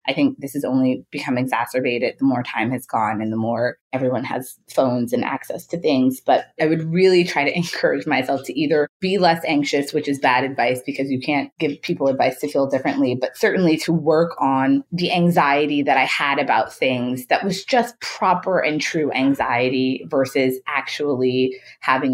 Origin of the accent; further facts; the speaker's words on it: Chicago, Illinois, United States; I grew up in Chicago